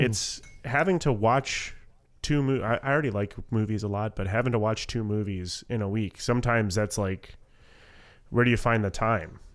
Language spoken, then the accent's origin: English; Southwest Florida, United States; moved away as an adult; now in North Carolina, United States; I was born and raised in Southwest Florida. This is this is literally the first time I've ever lived away from